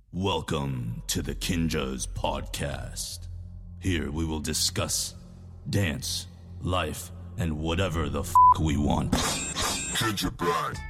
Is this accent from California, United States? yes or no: yes; Los Angeles, California, United States; born and raised in LA, probably down the street from the hospital where you were born